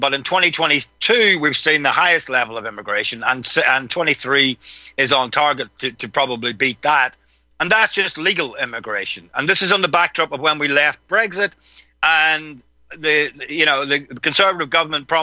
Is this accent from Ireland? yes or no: yes; Ireland; you experience this when you travel as an Irish person